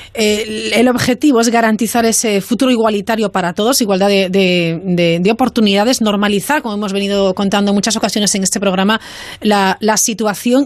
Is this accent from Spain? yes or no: yes; Vigo, Galicia, Spain